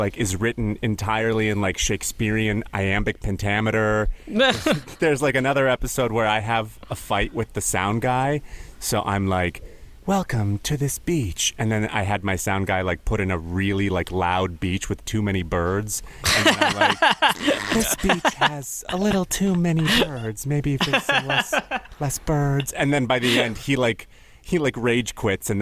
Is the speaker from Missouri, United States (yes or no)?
no; Minnesota, United States; born or raised there; also born or lived in Ukraine